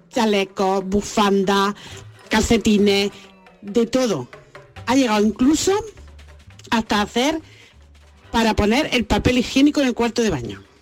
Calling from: Fuensanta de Martos, Andalusia, Spain; Hola, muy buenas … de Fuensanta de Marto.

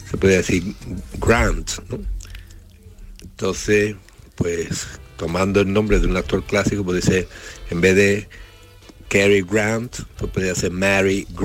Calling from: Seville, Andalusia, Spain; Buenos días, gente de Andalucía … de Sevilla.

